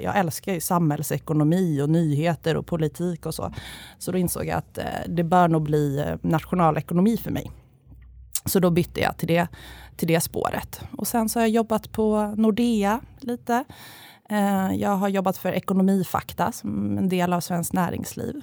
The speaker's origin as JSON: {"language": "Swedish", "town": "Järfälla", "region": "Stockholm County", "country": "Sweden", "tie": "born or raised there", "also_born_or_lived": "Uppsala / Åre", "said": "jag är uppvuxen i Järfälla utanför Stockholm"}